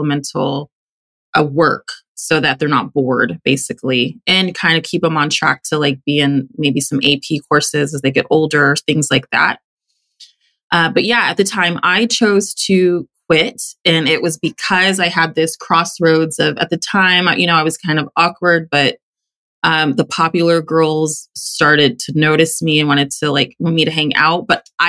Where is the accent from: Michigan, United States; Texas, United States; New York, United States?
Texas, United States; I grew up in Texas